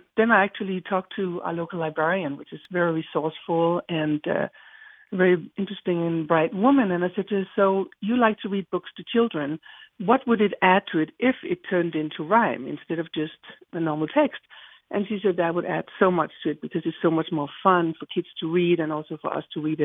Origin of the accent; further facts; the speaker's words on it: Denmark; moved away; I was just born and raised in Denmark